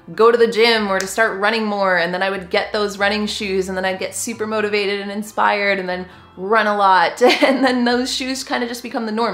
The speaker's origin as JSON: {"language": "English", "country": "Canada", "said": "I am just a Canadian gal"}